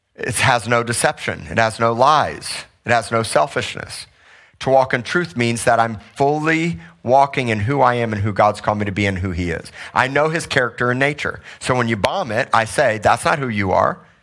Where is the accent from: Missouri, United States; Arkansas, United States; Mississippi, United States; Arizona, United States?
Missouri, United States; moved away; I grew up in Missouri, so did my wife